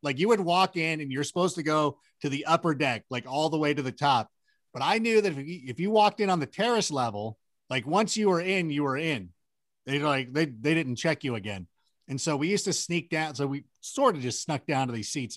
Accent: Southern California, United States; also born or lived in Chicago; I was born in Chicago, but I grew up out in Southern California

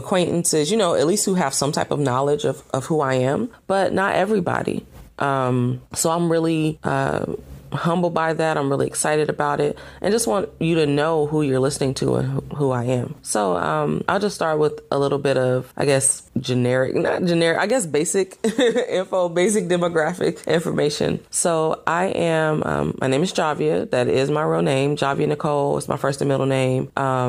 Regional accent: Atlanta, Georgia, United States; now in Los Angeles, United States; I relocated to Los Angeles from Atlanta, Georgia, which is home for me.

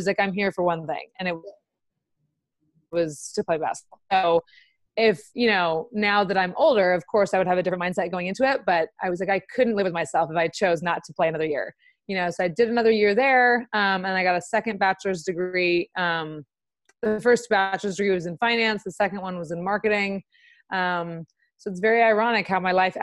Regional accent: Los Angeles, California, United States; moved away as an adult; I'm from Los Angeles, so I was 3,000 miles away from home

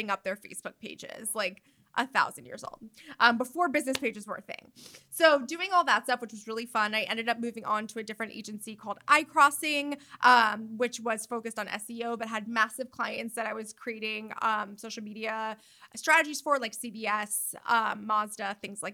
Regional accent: New York, United States; moved away as an adult; now in Los Angeles, United States; I live in New York. I'm a New Yorker. Like, this is who I am

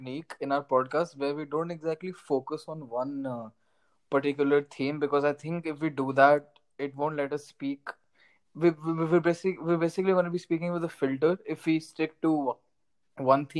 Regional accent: Delhi, India; I was born and brought up in India. And Delhi.

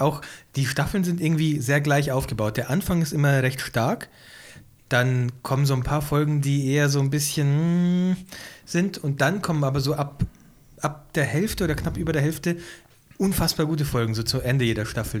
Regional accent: Ingolstadt, Bavaria, Germany; moved away; Bei uns gibt es den PC-Spezialist auch nicht mehr in Ingolstadt

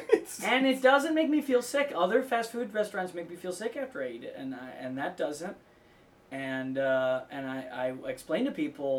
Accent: Milwaukee, Wisconsin, United States; now in Los Angeles, United States; I'm from Milwaukee.

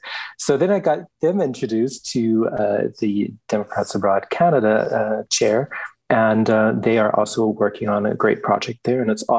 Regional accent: Germany; also born or lived in United States; And I grew up partially in Germany and partially in the US. So it always depended on where my father was stationed at.

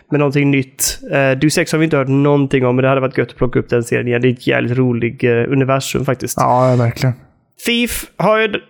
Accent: Sweden; som svensk på något sätt ändå.

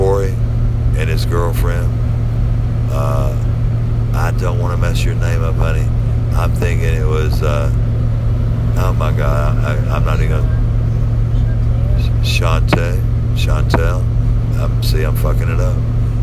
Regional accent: Memphis, Tennessee, United States; I grew up in Memphis

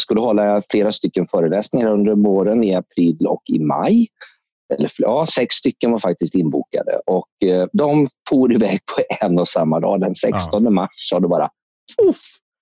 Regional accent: Alingsås, Västra Götaland, Sweden; moved away; also born or lived in Stockholm / Spain; jag kommer från Alingsås från början

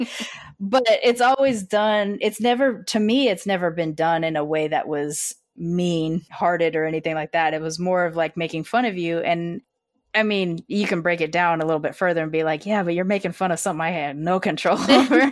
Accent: United States; I was born here

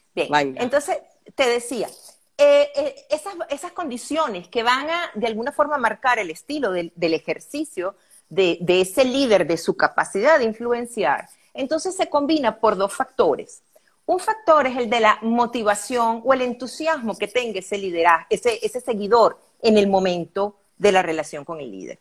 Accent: Venezuela; also born or lived in Caracas, Venezuela; soy venezolana, Linet. Estoy aquí en Caracas, Venezuela.

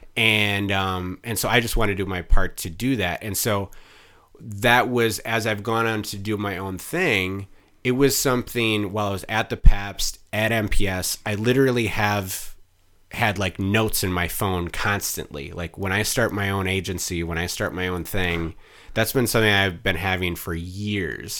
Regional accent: Mukwonago, Wisconsin, United States; I grew up in Maquanago

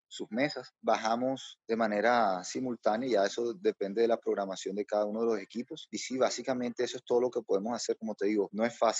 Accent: Barranquilla, Atlántico, Colombia; also born or lived in Bogotá; yo soy barranquillero

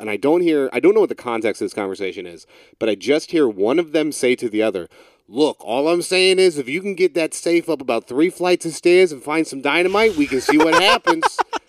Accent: Cincinnati, Ohio, United States; moved away; Like I grew up in Cincinnati.

